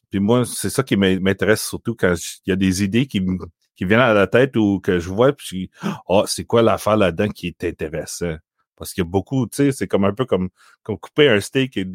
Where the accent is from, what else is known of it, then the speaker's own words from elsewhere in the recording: Ontario, Canada; Moi, je suis né, je suis né en Ontario, mais euh, franco-ontarien. Euh, ma famille, ça vient de Tipiskaming First Nation, sur le côté de ma mère, puis de rouen sur le côté de mon père. Ça, ça fait que moi, j'ai pas le choix d'être bilingue.